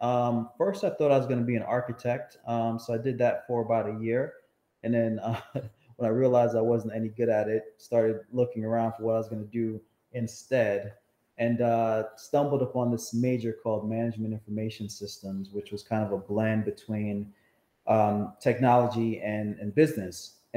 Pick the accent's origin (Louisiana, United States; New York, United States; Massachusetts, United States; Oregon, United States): New York, United States; Mount Vernon; also born or lived in Jamaica; I lived there until I was about seven. Okay. And then moved to a place called Mount Vernon, New York, just outside the Bronx.